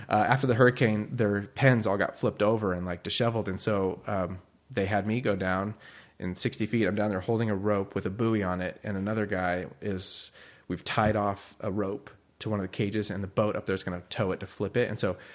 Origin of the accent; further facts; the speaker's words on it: Bay Area, east of San Francisco, California, United States; moved away as an adult; also born or lived in Chicago / Oregon / Cambria; I was born in Chicago, grew up in the Bay Area near east of San Francisco